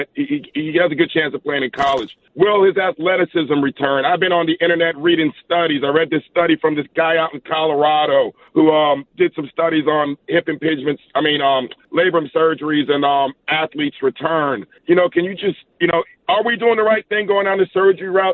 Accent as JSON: {"language": "English", "country": "Jamaica", "also_born_or_lived": "Queens, New York, United States", "moved": "yes", "lives_now": "Irvine, United States", "said": "Originally Jamaica, but a little bit of New York in there too"}